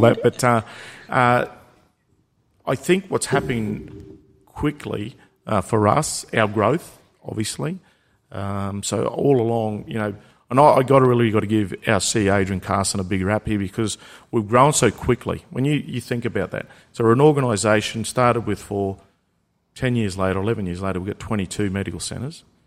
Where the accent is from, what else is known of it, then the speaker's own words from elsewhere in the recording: Murgon, Queensland, Australia; I was from Mergen